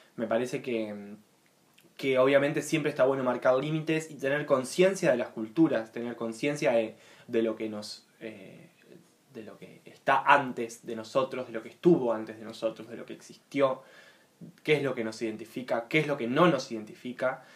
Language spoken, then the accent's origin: Spanish; Uruguay; nacimos acá, nacimos